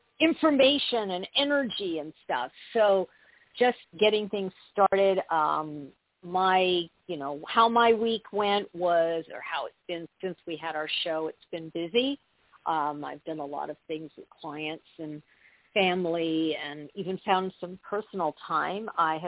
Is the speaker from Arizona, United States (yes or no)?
no; New York, United States; also born or lived in California; now in Arkansas, United States; I was born in California. Well, I was born in New York. I lived in California. I'm now living in Arkansas